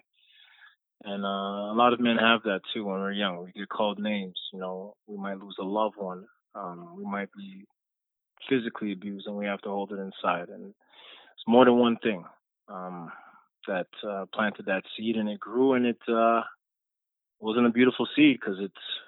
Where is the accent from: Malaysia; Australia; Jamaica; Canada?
Jamaica; I'm a Jamaican. I was born in Jamaica.